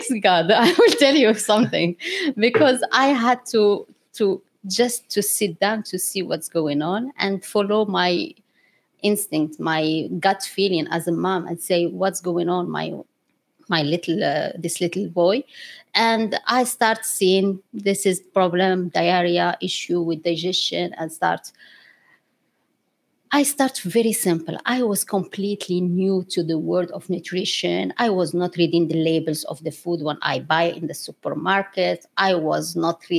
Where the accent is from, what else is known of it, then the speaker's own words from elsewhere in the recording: Morocco; English is a second language; moved away as an adult; also born or lived in France / Abu Dhabi; now in United Arab Emirates; So I'm Moroccan. I grew up in Morocco.